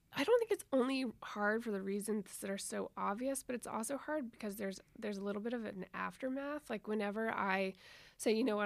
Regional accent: Nashville, Tennessee, United States; moved away as an adult; also born or lived in New Orleans; I grew up in Nashville

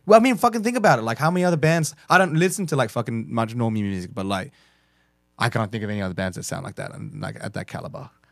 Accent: Australia; we're fucking Australian.

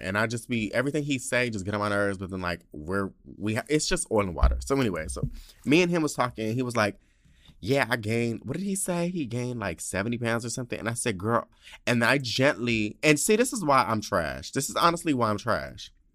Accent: San Diego, California, United States; moved away as an adult; my hometown

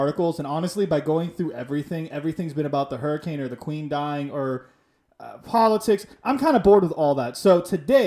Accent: Miami, Florida, United States; I'm from Miami

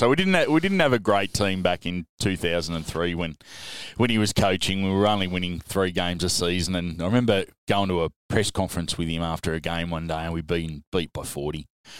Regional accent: Sydney, New South Wales, Australia; So I grew up in St. George Territory, so I had it thrown in my face all the time when I was a young bloke that I should be supporting the Dragons.

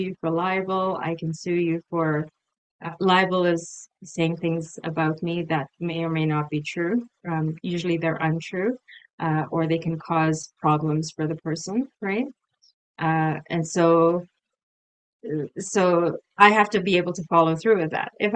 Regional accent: Canada; also born or lived in United Kingdom; I'm from Canada, I'm in Canada

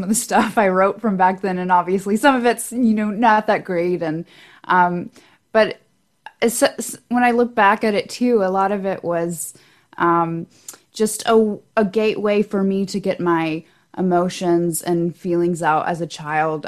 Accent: Knoxville, Tennessee, United States; moved away as an adult; now in Nashville, United States; I'm originally from Knoxville, East Tennessee, definitely not far from home. And I definitely kind of grew up in a musical background

